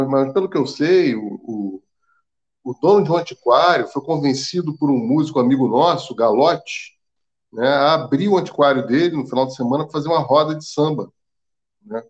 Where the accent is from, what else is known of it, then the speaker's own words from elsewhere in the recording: Rio de Janeiro, Brazil; eu sou nascido e criado na Lapa